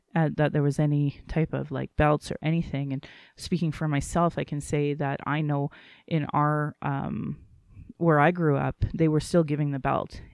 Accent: Calgary, Alberta, Canada; I was born in Calgary

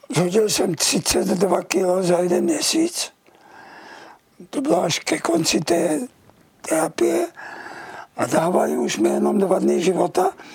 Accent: Czechia; jsem Čech a budu tady

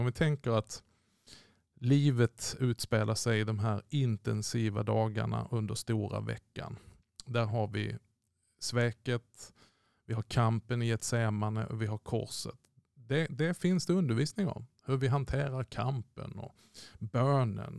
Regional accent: Malmö, Skåne, Sweden; jag kommer ju från Malmö

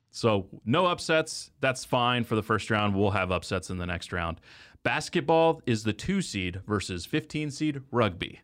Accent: Texas, United States; I did grow up in Texas

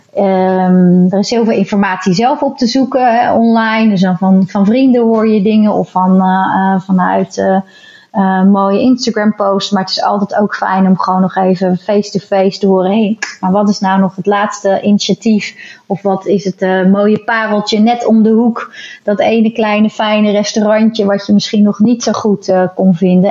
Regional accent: Rotterdam, South Holland, Netherlands; wij nou zelf als Rotterdammers

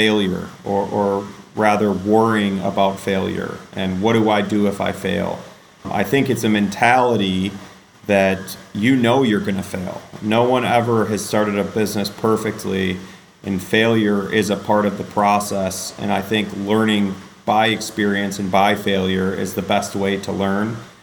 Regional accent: Western Michigan, United States; I grew up in Western Michigan in an entrepreneurial family

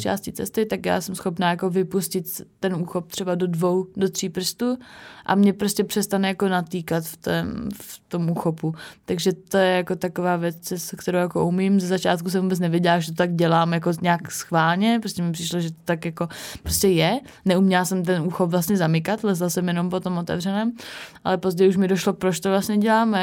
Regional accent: Havířov, Moravian-Silesian Region, Czechia; já jsem z Havířova a tam vlastně, no, bylo mi nějakých šest let a začala jsem chodit do, do školy

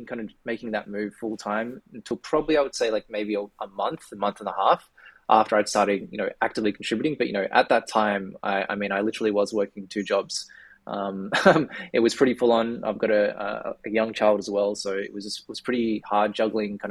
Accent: Australia; accent: Australian; for those who can probably tell from my accent, I'm based in Australia

